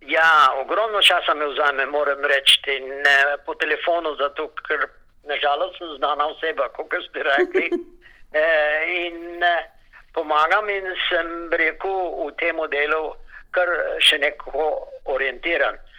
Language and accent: Slovenian; Slovenia; now in Melbourne, Australia